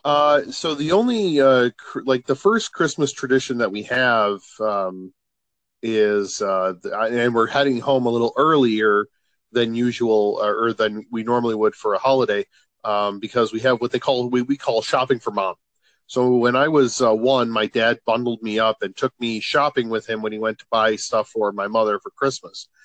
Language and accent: English; Chicago, Illinois, United States; moved away as an adult; since we've moved from Chicago